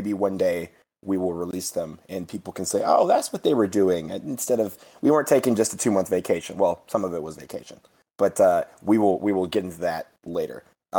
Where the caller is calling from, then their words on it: Washington, District of Columbia, United States; I am actually normally from Washington, D.C., but actually calling in from Fort Worth, Texas this morning